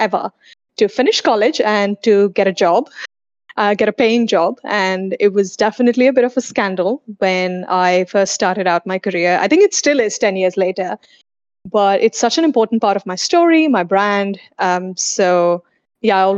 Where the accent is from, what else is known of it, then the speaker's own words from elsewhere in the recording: India; also born or lived in Sydney, Australia; now in Singapore; before I lived in Sydney, I lived in India where I was born and raised